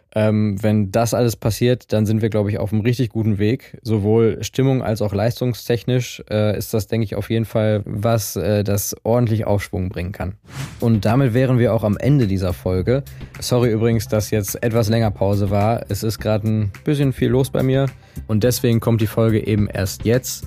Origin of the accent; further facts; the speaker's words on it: Essen, North Rhine-Westphalia, Germany; ich komme aus Essen